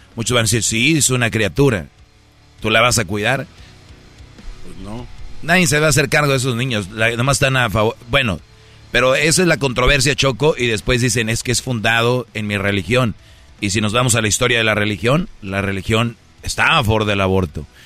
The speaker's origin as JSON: {"language": "Spanish", "country": "Mexico", "moved": "yes", "lives_now": "United States", "said": "yo soy de México"}